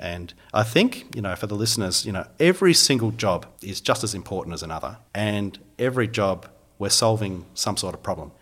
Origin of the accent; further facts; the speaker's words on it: Phillip Island, Victoria, Australia; also born or lived in Melbourne; I grew up down on Phillip Island